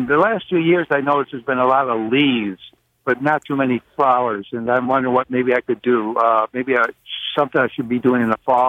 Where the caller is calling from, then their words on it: Lockport, New York, United States; I'm calling from Lockport, New York, Niagara County.